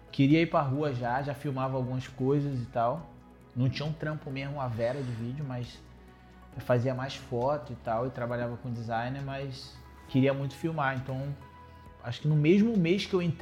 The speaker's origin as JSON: {"language": "Portuguese", "town": "Salvador", "region": "Bahia", "country": "Brazil", "moved": "as an adult", "lives_now": "Rio de Janeiro, Brazil", "said": "é, baiano, vim de Salvador, tem uns 5 anos que eu moro no Rio."}